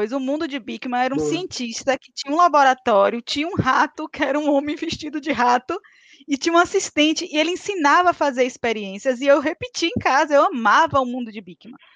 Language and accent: Portuguese; Rui Barbosa, Bahia, Brazil; now in Salvador, Brazil; Na verdade, eu sou de Rui Barbosa, morei em Taberaba e vim parar em Salvador, trabalhei em feira, estou em Salvador.